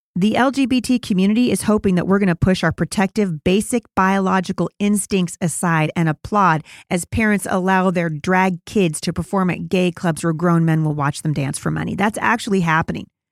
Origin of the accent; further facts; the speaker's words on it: Portland, Oregon, United States; my hometown, of Portland, Oregon.